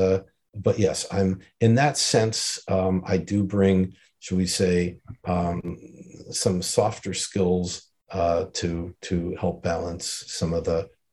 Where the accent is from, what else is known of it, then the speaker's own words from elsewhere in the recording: New York, United States; I'm quintessentially a New York American who is worldly.